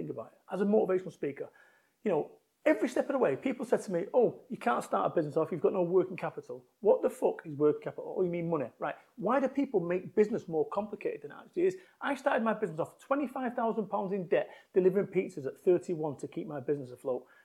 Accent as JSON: {"language": "English", "town": "Salford", "region": "North West England", "country": "United Kingdom", "tie": "born or raised there", "moved": "as an adult", "said": "I moved from Manchester, my home of 21 years"}